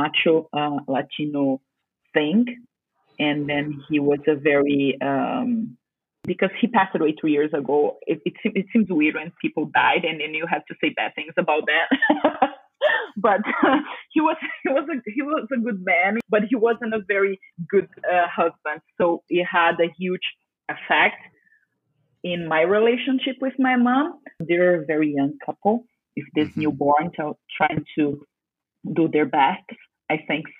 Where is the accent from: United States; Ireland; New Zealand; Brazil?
Brazil; I'm from Brazil